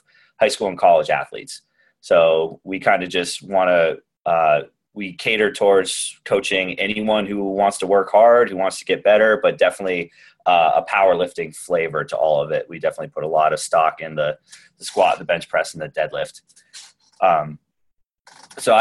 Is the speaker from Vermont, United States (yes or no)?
yes; Newport, Vermont, United States; I grew up in Newport, Vermont, up in the Northeast Kingdom.